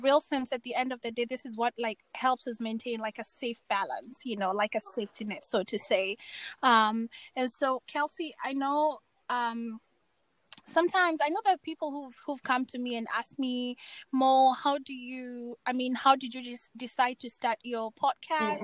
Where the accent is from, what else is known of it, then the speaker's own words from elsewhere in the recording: Kenya; also born or lived in Germany / Finland; now in Seattle, United States; I've been born and raised in Kenya